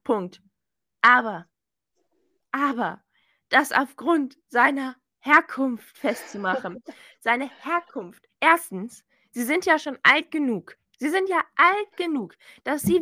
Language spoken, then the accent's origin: German; Germany; now in Switzerland; wir sind Deutsche, wir sind diese deutschen Standardmädchen.